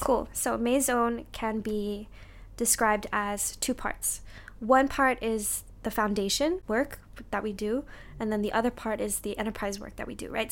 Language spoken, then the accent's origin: English; Singapore; I actually moved home to Singapore